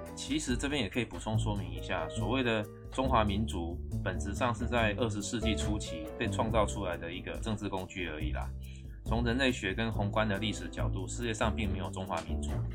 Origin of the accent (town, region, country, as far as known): Taiwan